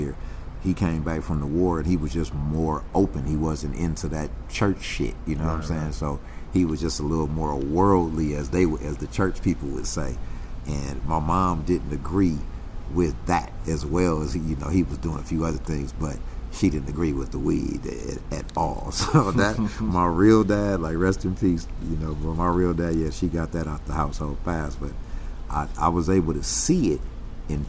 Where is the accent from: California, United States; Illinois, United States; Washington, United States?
California, United States; Carson; Born and raised. Carson